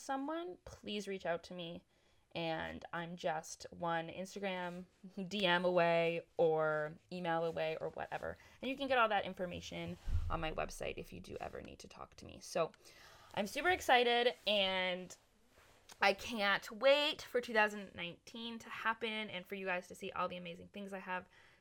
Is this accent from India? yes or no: no; Canada; moved away as an adult; I've moved 1,500 kilometers across Canada back to my hometown